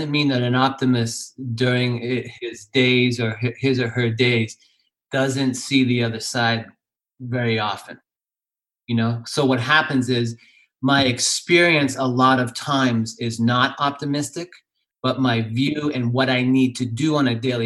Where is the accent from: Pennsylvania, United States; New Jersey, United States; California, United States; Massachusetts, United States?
Massachusetts, United States; Boston; I grew up in Boston